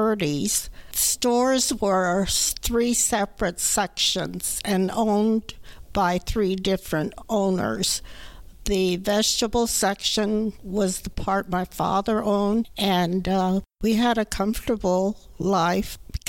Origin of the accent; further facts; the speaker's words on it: Los Angeles, California, United States; also born or lived in San Francisco, California; I was born on June 9, 1927 in Los Angeles, California, and I was living in San Francisco, Japanese town on December 7, 1941.